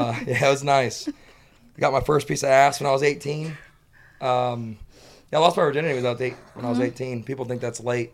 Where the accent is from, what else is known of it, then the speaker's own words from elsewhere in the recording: Clearwater, Florida, United States; I am born and raised in Clearwater, Florida.